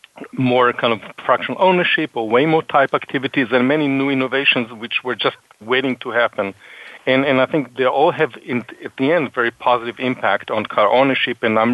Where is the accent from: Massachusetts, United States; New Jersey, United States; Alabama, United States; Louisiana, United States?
Massachusetts, United States; Boston; I joke. I say, you know, I'm from Boston.